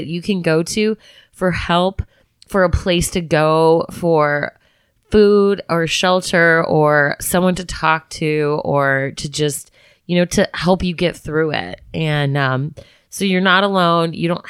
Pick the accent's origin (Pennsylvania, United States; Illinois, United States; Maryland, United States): Illinois, United States; Chicago; we're from Chicago.